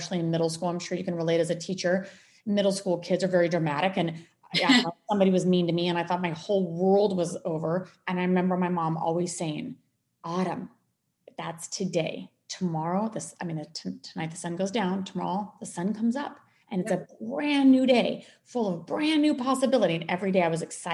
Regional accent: Colorado, United States; moved away; also born or lived in Maui, Hawaii; I grew up in Colorado

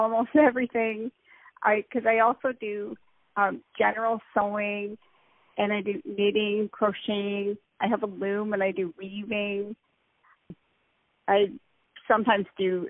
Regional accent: Cambridge, Ontario, Canada; moved away as an adult; also born or lived in South Korea; I was born and raised in Cambridge, Ontario, Canada, which is about an hour away from Toronto.

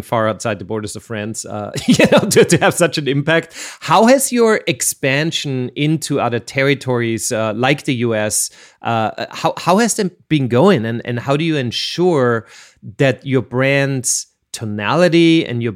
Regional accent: Austria; I'm from Austria

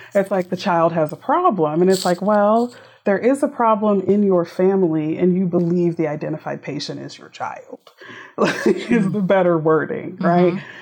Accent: Texas, United States; also born or lived in Houston, Texas; now in Tyler, United States; I'm a Texan through and through

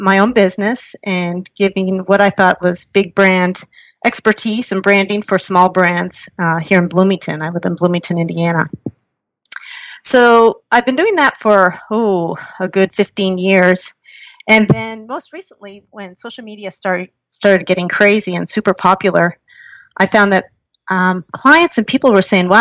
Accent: Kingsville, Ontario, Canada; I grew up in Canada in a small town named Kingsville in southern Ontario

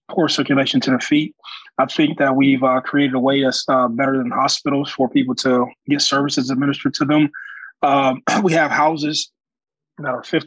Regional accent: Youngstown, Ohio, United States; we probably service about 600 kids in Youngstown City Schools in my hometown.

